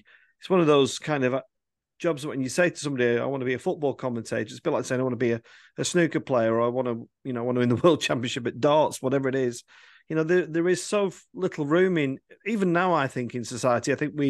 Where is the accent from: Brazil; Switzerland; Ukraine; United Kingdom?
United Kingdom; Nelson, North West England; we both went to the same school. We went to Edge End in Nelson.